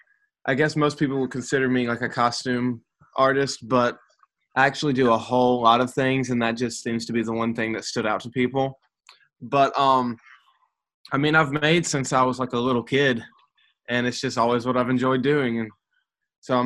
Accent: Meridian, Mississippi, United States; I was born in Meridian, Mississippi, and I have been here ever since.

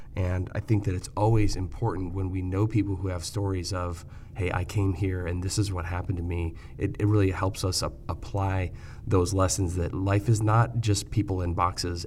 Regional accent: Michigan, United States; I grew up in Michigan, kind of Midwestern

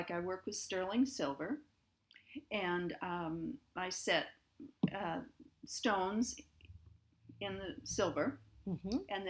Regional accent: Crete, United States; Well, I grew up in Crete, and I still live in Crete.

